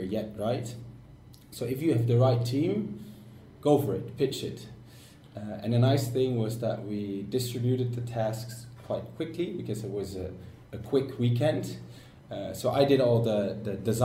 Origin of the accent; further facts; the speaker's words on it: Netherlands; moved away as an adult; now in Sweden; I'm from the Netherlands, 25 years old, and I came to Sweden to start my master's